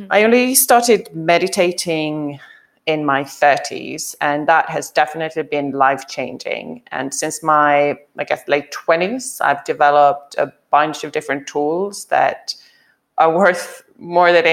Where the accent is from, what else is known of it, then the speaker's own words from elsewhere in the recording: Sweden; moved away as an adult; also born or lived in Africa / France / Spain / Germany; now in United Kingdom; I grew up, I went to school in Sweden. I was born in Sweden, lived a little bit in Africa as a child, and then back in Sweden.